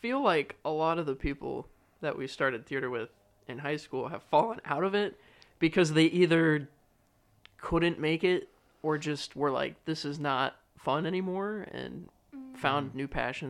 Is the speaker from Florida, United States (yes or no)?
yes; Central Florida, United States; We're all from Central Florida